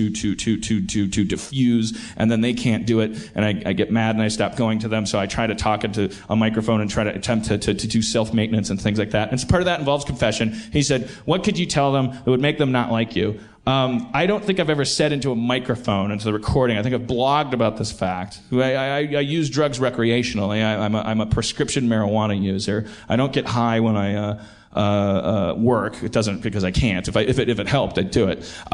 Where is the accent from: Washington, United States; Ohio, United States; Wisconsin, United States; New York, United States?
Wisconsin, United States; Milwaukee; accent: Milwaukee; now in California, United States; my little Milwaukee accent